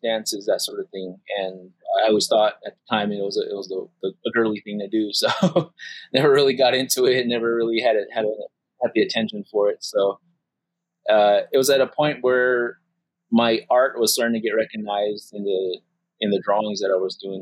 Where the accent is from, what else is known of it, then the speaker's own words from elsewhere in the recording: Acoma Pueblo, New Mexico, United States; I am from the Acoma Pueblo